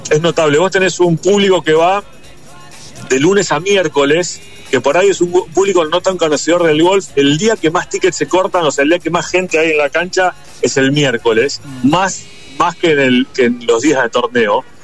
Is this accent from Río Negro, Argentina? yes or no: yes; Bariloche, Río Negro, Argentina; Y yo soy de Bariloche